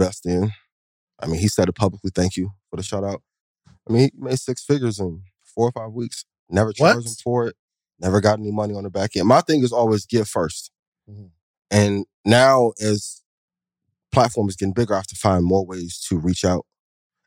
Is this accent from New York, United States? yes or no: no; East Chicago, Indiana, United States; now in Atlanta, United States; I'm from East Chicago, Indiana. Grew up right by Gary